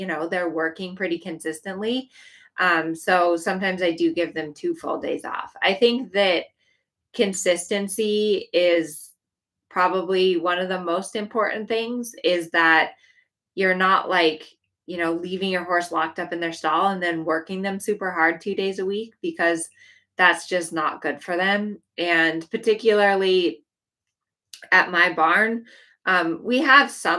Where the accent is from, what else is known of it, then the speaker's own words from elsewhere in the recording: Colorado, United States; moved away; I grew up in Colorado and I left because it was so cold in the winter